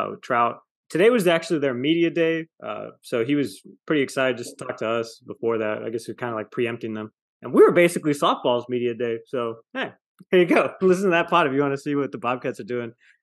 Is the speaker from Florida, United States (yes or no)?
no; the Rio Grande Valley, Texas, United States; moved away; also born or lived in Corpus Christi, Texas; I'm from the Valley